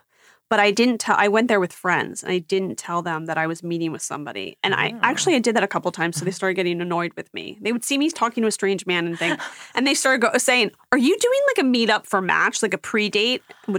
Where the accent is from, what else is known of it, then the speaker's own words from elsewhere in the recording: Philadelphia, Pennsylvania, United States; I'm from Philadelphia.